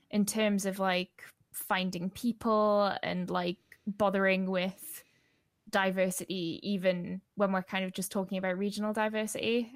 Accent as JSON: {"language": "English", "area": "the Northeast", "region": "North East England", "country": "United Kingdom", "said": "I'm from the Northeast."}